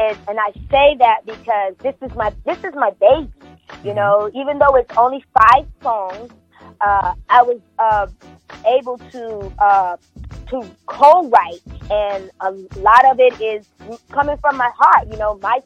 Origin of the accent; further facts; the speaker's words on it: Kentucky, United States; now in Los Angeles, United States; I'm coming from Kentucky